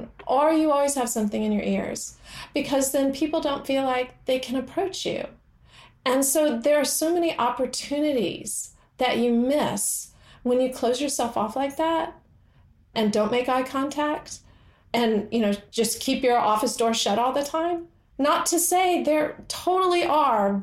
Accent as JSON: {"language": "English", "region": "the American South", "country": "United States", "said": "I'm from the American South"}